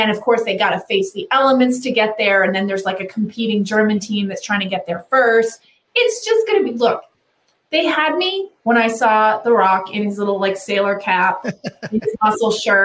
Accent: Canada; growing up in Canada

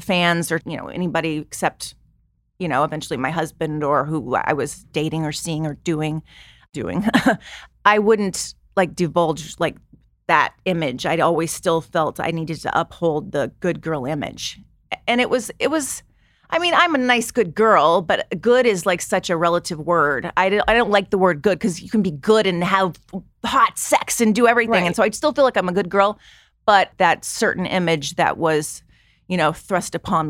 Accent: Long Beach, California, United States; Yes, I grew up in Long Beach, California.

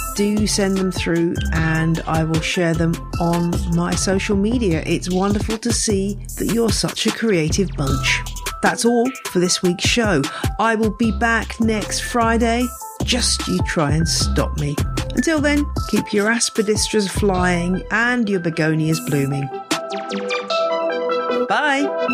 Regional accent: England, United Kingdom; also born or lived in Louisiana; as an English person arriving

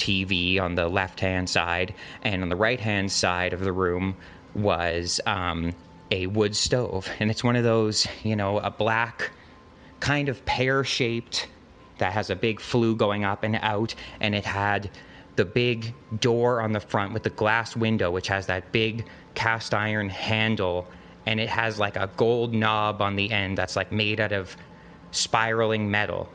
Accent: Alberta, Canada; I'm from Canada. Specifically, I'm from the province of Alberta

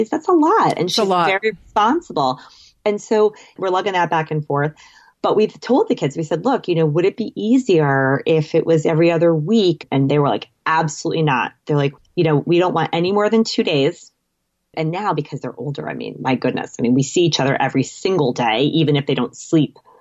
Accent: Boston, Massachusetts, United States; now in New York, United States; I'm from the Boston area

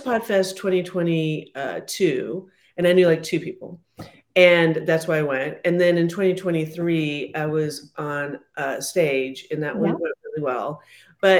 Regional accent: San Francisco, California, United States; I didn't grow up with hockey. I'm from San Francisco.

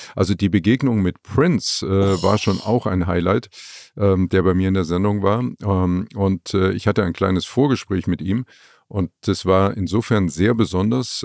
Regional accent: Leipzig, Saxony, Germany; moved away as an adult; also born or lived in Frankfurt am Main; aus Leipzig, aus meiner Heimatstadt weg

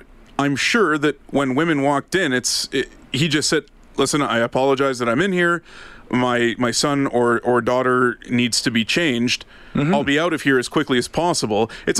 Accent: Ottawa, Ontario, Canada; moved away; mine back home, the one I went to for 20 plus years growing up in Ottawa

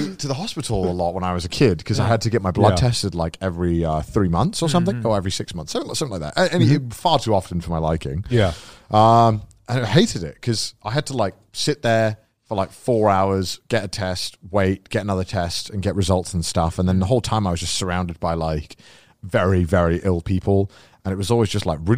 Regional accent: United Kingdom; I'm British

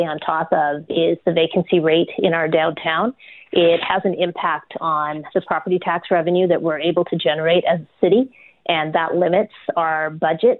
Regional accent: Manitoba, Canada; moved away as an adult; also born or lived in London, England / Winnipeg / Neepawa / Portage la Prairie; now in Calgary, Canada; I moved to Manitoba from London, England in 1973 with my mom and dad and my grandparents. And we moved into St. Vital.

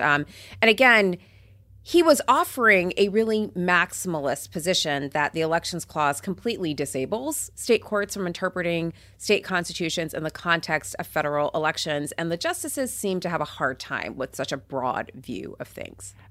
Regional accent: Port St. Lucie, Florida, United States; I grew up in Port Saint Lucie where there was a nuclear power plant that powered our city

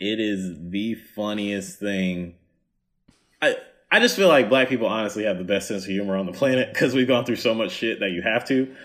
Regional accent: the South, United States; I'm from the South

